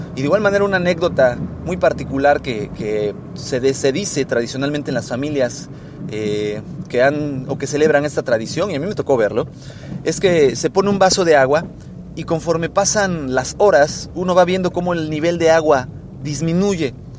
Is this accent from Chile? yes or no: no; Mexico; en mi país, México, eh, donde yo, yo soy originario